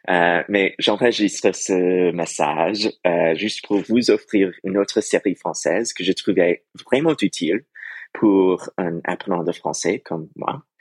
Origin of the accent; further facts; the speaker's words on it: United States; French is a second language; also born or lived in New York; je vis à New York et je suis américain.